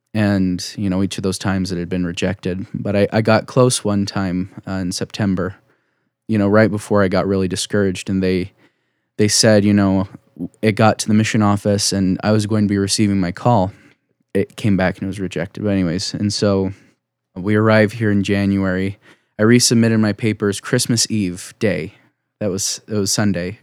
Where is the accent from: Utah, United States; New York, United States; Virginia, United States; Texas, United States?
Utah, United States; Saratoga Springs; I grew up in, uh, you know, Utah County. I'm one of those Utah County Mormons.